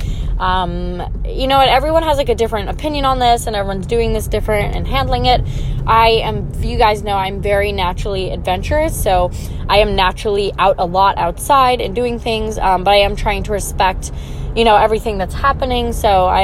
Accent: Long Island, New York, United States; I'm from Long Island, New York.

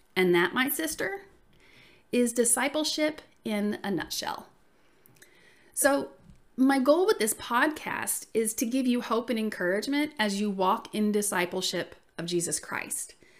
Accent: the South, United States; accent: southern; I usually say that I'm from the South just 'cause, I mean, listen to my voice, y'all

